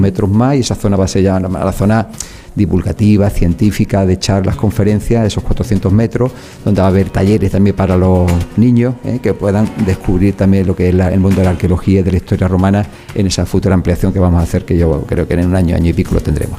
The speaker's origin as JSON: {"language": "Spanish", "town": "Málaga", "region": "Andalusia", "country": "Spain", "said": "soy malagueño y quiero mucho a, mi a mis vecinos"}